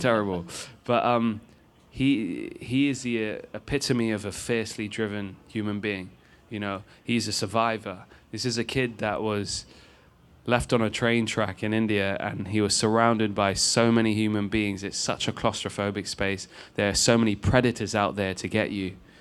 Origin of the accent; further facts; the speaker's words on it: London, United Kingdom; I'm a dude from Rainers Lane in London, which is the last stop on the tube station